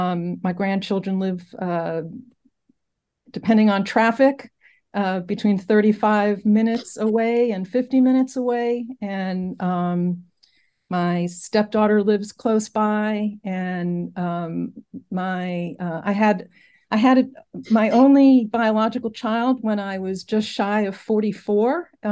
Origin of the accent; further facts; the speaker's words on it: Brooklyn, New York, United States; also born or lived in Berlin, Germany; So I grew up in Brooklyn, New York, in Bensonhurst, and went to college in southern Vermont, graduate school in Madison, Wisconsin.